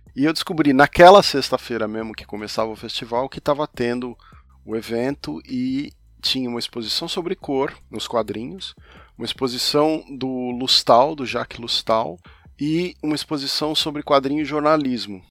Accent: São Paulo, Brazil; now in Europe; Eu também sou de São Paulo

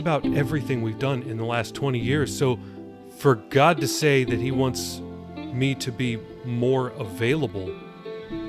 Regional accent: Los Angeles, California, United States; I grew up in Los Angeles around the Hollywood scene

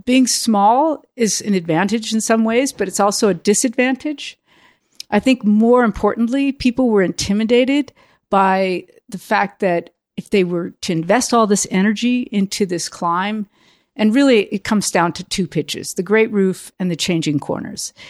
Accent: United States; also born or lived in Europe; Being outside of America helped me look at myself as an American

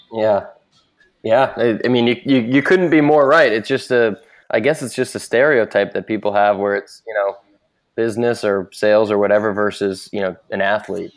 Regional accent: Boston, Massachusetts, United States; now in San Francisco, United States; I'm from the Boston area, but now in San Francisco

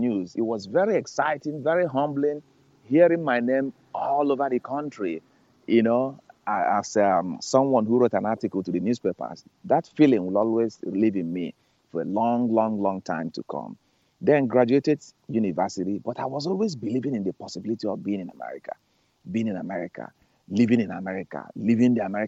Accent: Nigeria; moved away as an adult; now in United States; grew up in Nigeria, West Africa, under the guidance of my very strict disciplinarian parents

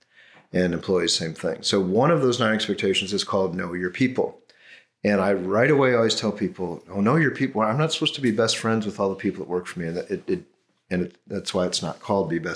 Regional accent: near Chicago, Illinois, United States; I grew up near Chicago

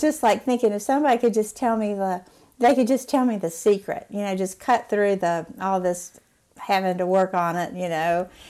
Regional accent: Galax, Virginia, United States; moved away as an adult; also born or lived in Chattanooga, Tennessee; now in North Carolina, United States; I grew up in Galax, Virginia, but my family's from North Carolina.

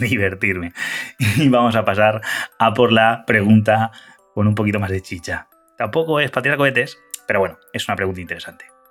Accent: Honduras; Soy de Honduras

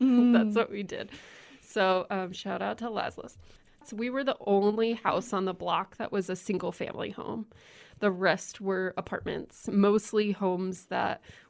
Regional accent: Lincoln, Nebraska, United States; also born or lived in Holdrege; So shout out to Holdridge. I know there's got to be somebody listening there. But then we moved pretty quickly into Lincoln. And so I grew up here. And I grew up in the middle of the city, actually.

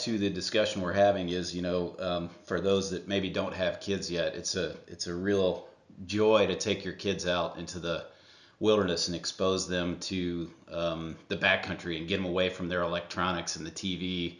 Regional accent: Ohio, United States; born there; I was born in Ohio, so obviously that was the first state I hiked.

